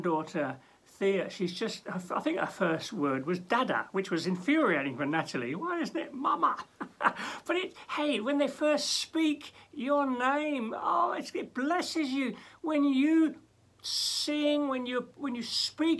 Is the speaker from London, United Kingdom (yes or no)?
yes; London, United Kingdom; now in Norwich, United Kingdom; When I was growing up in London